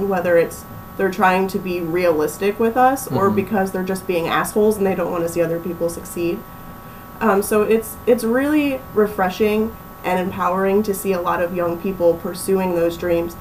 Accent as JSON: {"language": "English", "town": "Bethlehem", "region": "Pennsylvania", "country": "United States", "moved": "as an adult", "lives_now": "Florida, United States", "said": "Originally, I'm from Pennsylvania"}